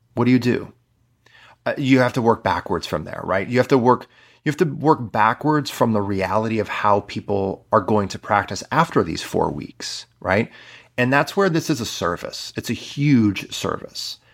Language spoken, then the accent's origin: English; Midwest, United States; I'm from the Midwest